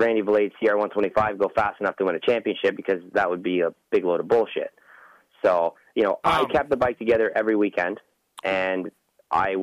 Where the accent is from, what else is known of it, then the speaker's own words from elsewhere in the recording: Ontario, Canada; I'm from Ontario